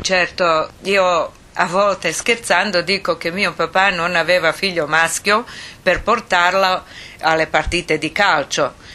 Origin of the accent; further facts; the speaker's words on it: Sarajevo, Bosnia & Herzegovina; born or raised there; also born or lived in Split, Croatia